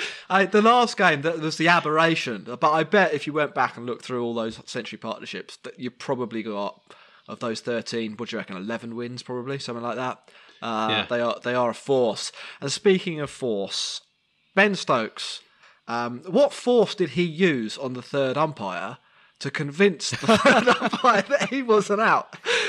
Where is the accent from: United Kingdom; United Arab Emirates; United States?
United Kingdom; England; we're English.